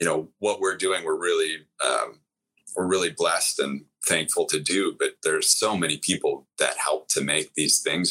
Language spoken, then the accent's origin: English; Wisconsin, United States; I grew up in Wisconsin.